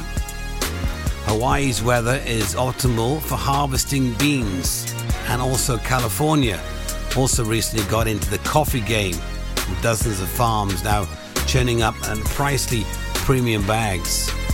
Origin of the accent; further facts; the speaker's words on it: Welsh, Wales, United Kingdom; being Welsh, drinking tea.